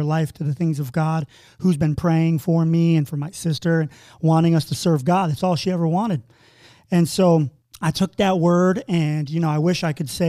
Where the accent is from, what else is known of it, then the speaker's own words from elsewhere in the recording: New York, United States; And I'm from a small podunk town in upstate New York, population 30,000. You know, when I say I'm from New York, people think New York City, but I'm from, you know, farm country.